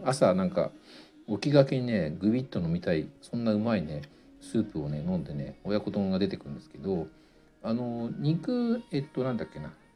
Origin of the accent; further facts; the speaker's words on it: Tokyo, Japan; 僕は東京生まれなんでねあの醤油がラーメンをね子供の頃から食べてたんですが